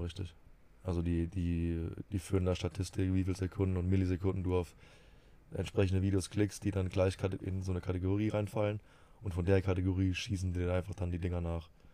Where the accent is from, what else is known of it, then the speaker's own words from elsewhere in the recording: Rhineland-Palatinate, Germany; Bei uns in der Pfalz